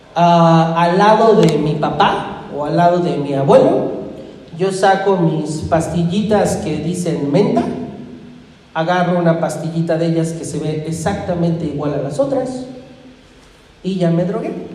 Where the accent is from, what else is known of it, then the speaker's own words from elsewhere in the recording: Irapuato, Guanajuato, Mexico; now in Ecatepec, Mexico; Irapuato, mi tierra